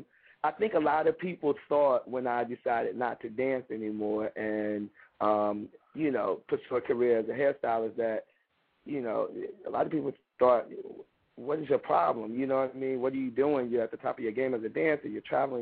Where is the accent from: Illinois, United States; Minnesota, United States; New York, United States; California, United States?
Illinois, United States; Chicago; I'm from Chicago, born and raised, the West Side